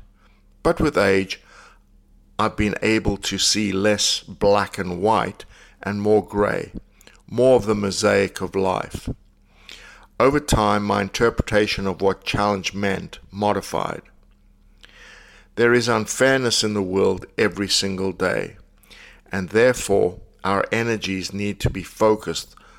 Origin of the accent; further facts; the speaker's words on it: South Africa; I grew up in South Africa